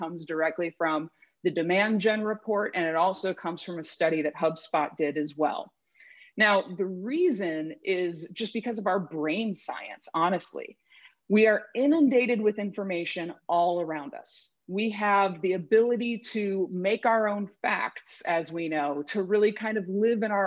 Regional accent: Cleveland, Ohio, United States; moved away as an adult; now in Seattle, United States; I grew up outside of Cleveland, Ohio

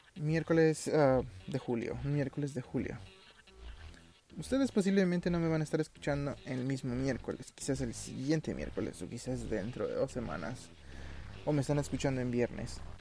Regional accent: Mexico City, Mexico

